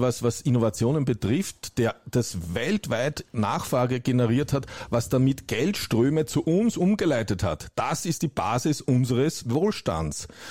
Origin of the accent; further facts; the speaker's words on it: Germany; bei uns in Deutschland